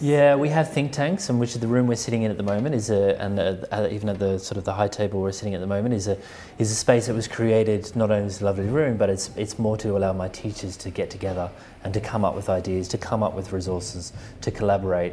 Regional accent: Australia; also born or lived in Sweden; now in London, United Kingdom; where I grew up in Australia

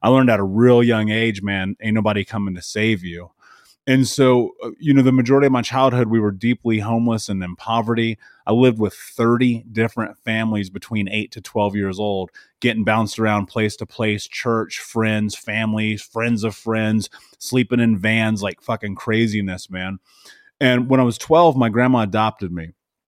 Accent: Indianapolis, Indiana, United States; So I grew up in Indianapolis. I grew up in the middle of America.

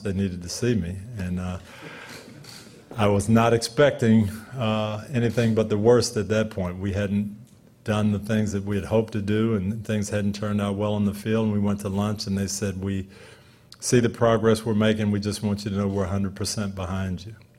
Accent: Jackson, Michigan, United States; now in Tampa, United States; I was born in Jackson, Michigan

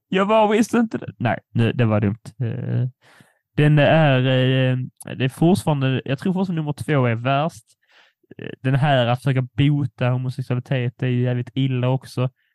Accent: Poland; jag är polack

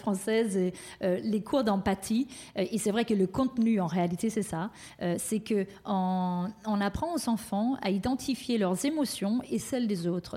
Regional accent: Denmark; moved away; le Danemark, donc mon pays d'origine

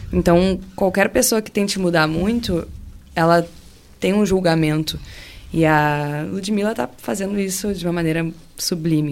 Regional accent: the South, southern Brazil, Brazil; eu e as meninas aqui que somos aqui do Sul

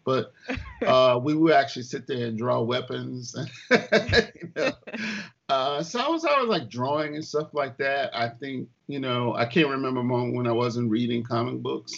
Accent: Clarksdale, Mississippi, United States; moved away as an adult; also born or lived in Tupelo, Mississippi; born in Tupelo, Mississippi, but actually grew up in Clarksdale

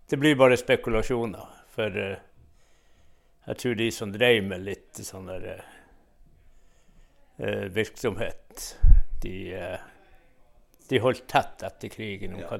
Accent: Veinesklubben, Finnmark, Norway; also born or lived in Kjøllefjord; jeg vokste opp eh, på vestsida av Laksefjorden på en liten sjøsamisk bygd som heter Veinesklubben.

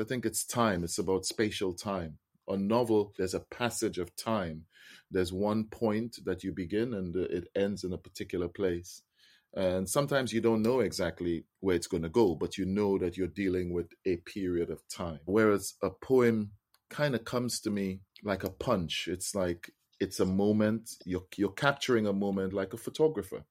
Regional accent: Trinidad & Tobago; I'm a Trinidadian. I was born and raised in Trinidad

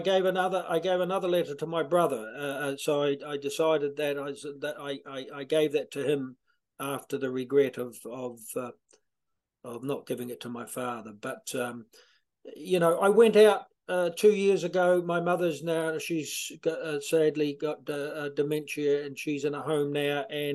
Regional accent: Ashburton, Canterbury, New Zealand; moved away as an adult; now in Ireland; I'm from a small little country. Well, not small, smallish. It's grown in the last few years. Ashburton, a small kind of a rural countryside town, about 50 miles south of Christchurch.

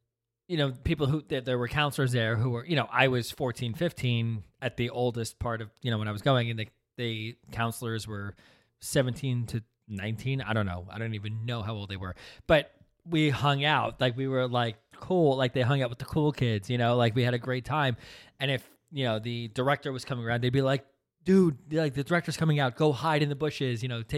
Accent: Princeton, New Jersey, United States; growing up in Princeton is tough.

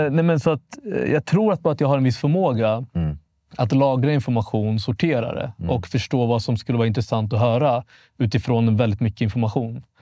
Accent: Vallentuna, Stockholm County, Sweden; jag är 28 år gammal, född 95. Jag är mm. född och uppvuxen i Vallentuna, norr om Stockholm. Mm. Väldigt mycket norr. Lite bondesamhälle. Um, hade en väldigt svensk uppväxt.

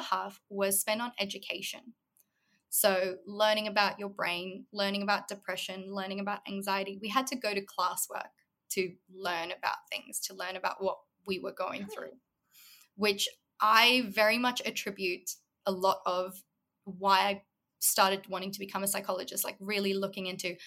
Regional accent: South Africa; moved away as an adult; also born or lived in Los Angeles, United States; now in Australia; predominantly I grew up in South Africa. I lived there my whole childhood until I was about 18, 19

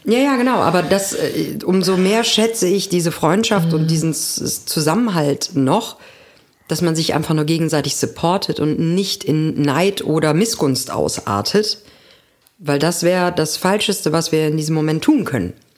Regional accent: Germany; moved away; in meinem alten Zuhause.

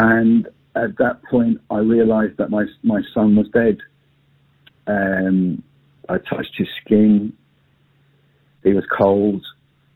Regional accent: London, United Kingdom; moved away as an adult; now in Northern Ireland, United Kingdom; my family, we came over from London

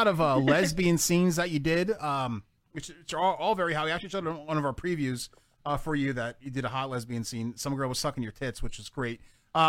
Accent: New Jersey, United States; I'm from Jersey. We have real breakfast here

